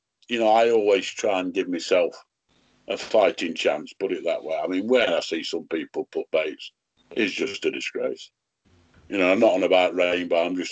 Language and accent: English; Rotherham, Yorkshire and the Humber, United Kingdom; I come from Rotherham